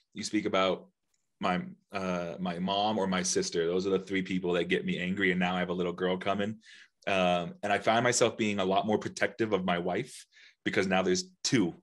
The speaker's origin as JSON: {"language": "English", "town": "Denver", "region": "Colorado", "country": "United States", "also_born_or_lived": "Nashville, Tennessee", "said": "I'm from Denver"}